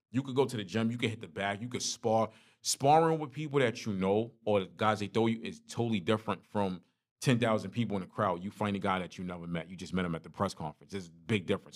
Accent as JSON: {"language": "English", "town": "New York City", "region": "New York", "country": "United States", "tie": "born or raised there", "moved": "yes", "lives_now": "Carolinas, United States", "said": "growing up in Brooklyn"}